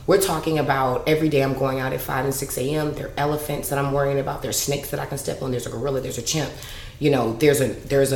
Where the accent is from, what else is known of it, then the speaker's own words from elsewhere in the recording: Chicago, Illinois, United States; growing up in Chicago, super nerd